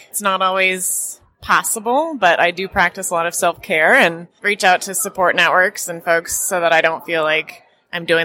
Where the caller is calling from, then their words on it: Oakland, California, United States; Oakland, California, and I am a climate resilience and risk specialist and a personal resilience advocate.